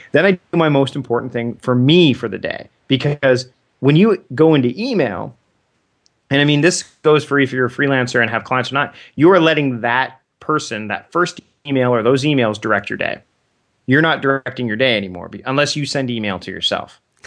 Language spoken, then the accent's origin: English; Canada; As a Canadian